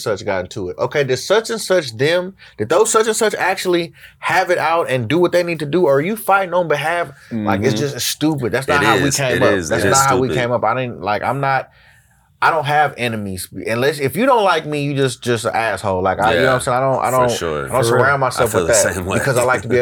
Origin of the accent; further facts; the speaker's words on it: Oakland, California, United States; I'm from Oakland